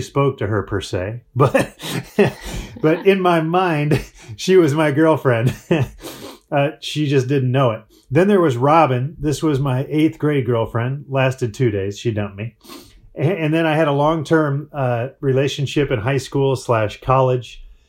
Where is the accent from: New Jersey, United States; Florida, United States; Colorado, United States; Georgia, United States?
Colorado, United States; Breckenridge; now in Phoenix, United States; I grew up in Breckenridge, Colorado.